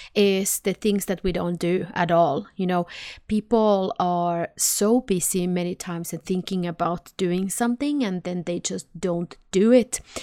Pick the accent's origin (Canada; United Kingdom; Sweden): Sweden; I'm from Sweden, so I say nej